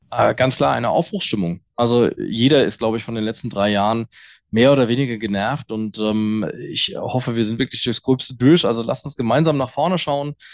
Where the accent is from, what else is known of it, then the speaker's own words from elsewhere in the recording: Mainz, Rhineland-Palatinate, Germany; als, als Mainzer hier aus dem guten Rheinhessen den Wein einfach doch zu sehr.